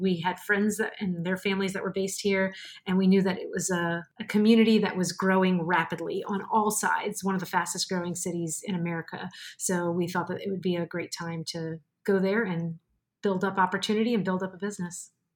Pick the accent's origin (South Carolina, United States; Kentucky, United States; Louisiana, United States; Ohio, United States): Louisiana, United States; New Orleans; moved away as an adult; also born or lived in Mobile, Alabama / Central Virginia / Melbourne, Florida; now in Orlando, United States; I am a Cajun from a very swampy town right outside of New Orleans